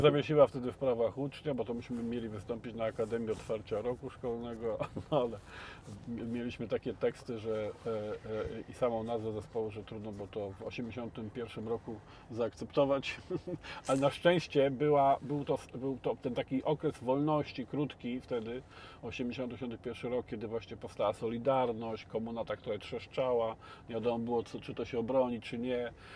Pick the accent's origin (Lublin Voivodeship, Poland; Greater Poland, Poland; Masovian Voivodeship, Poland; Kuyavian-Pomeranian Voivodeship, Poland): Lublin Voivodeship, Poland; Biłgoraj; moved away; ja pochodzę z Biłgoraja, z takiego miasteczka